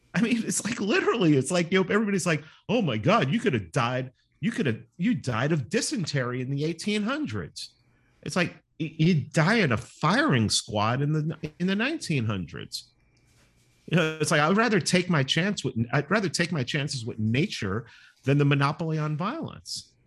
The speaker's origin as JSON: {"language": "English", "town": "New York City", "region": "New York", "country": "United States", "tie": "born or raised there", "said": "growing up in New York City"}